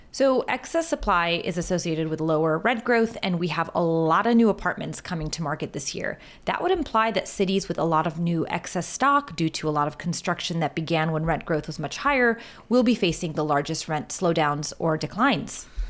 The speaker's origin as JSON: {"language": "English", "town": "Rochester", "region": "New York", "country": "United States", "tie": "born or raised there", "said": "my hometown of Rochester, New York"}